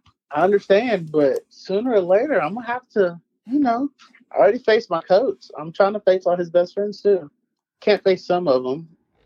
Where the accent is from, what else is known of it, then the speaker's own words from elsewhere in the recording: Mississippi, United States; moved away; also born or lived in Oklahoma; my hometown in Mississippi is an hour 30 to 2 hours away from Memphis